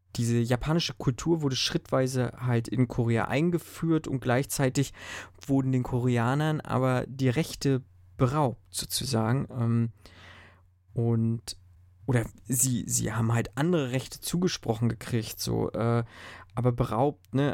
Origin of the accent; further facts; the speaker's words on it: Germany; bei uns in Deutschland